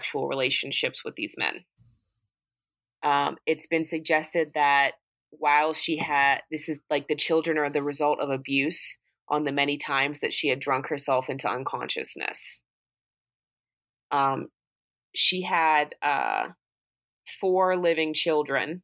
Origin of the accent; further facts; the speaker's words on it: United States; I'm fucking American